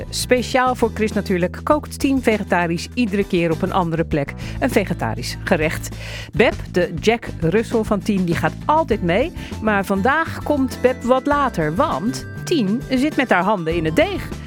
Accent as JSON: {"language": "Dutch", "region": "North Brabant", "country": "Netherlands", "said": "Ik ben wel een echte Brabander, ja."}